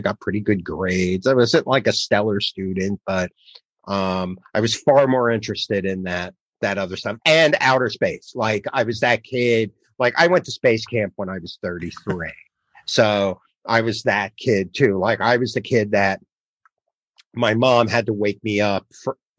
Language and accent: English; the Oranges, New Jersey, United States; I was born and raised in New Jersey, the Oranges, which is a suburb of Newark